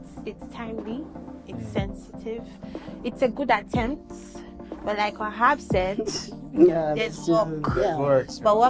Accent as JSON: {"language": "English", "region": "Edo", "country": "Nigeria", "said": "I'm a Kaibo from Edo State."}